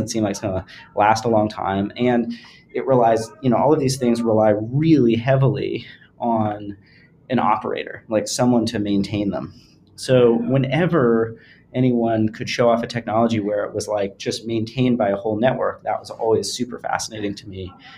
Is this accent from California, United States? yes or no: yes; rural California, United States; moved away as an adult; also born or lived in New York; I grew up in sort of rural California